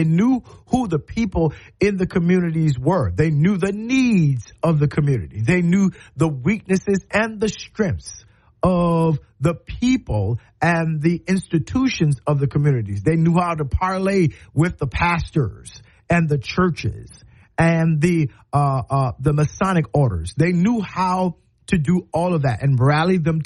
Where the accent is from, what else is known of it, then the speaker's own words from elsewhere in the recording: Moncks Corner, South Carolina, United States; also born or lived in Cross, South Carolina; now in Tuscaloosa, United States; When I grew up in Monk's Corner